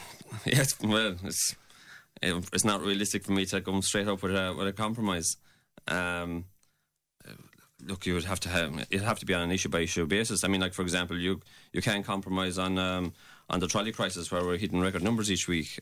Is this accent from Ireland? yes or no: yes; Glin, Munster, Ireland; I'm from Glynn